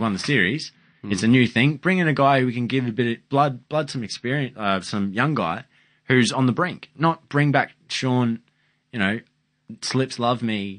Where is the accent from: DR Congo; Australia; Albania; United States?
Australia; Queensland; I'd take Cutting because maybe I'm